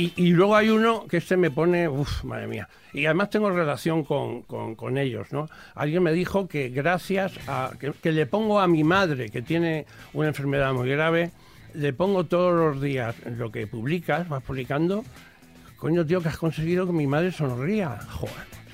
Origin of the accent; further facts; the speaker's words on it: Castilla-La Mancha, Spain; mi tierra manchega